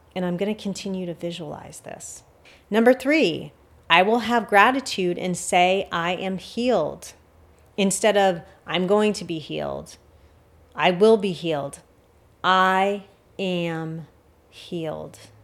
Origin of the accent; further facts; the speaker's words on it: United States; as an American or someone living in the West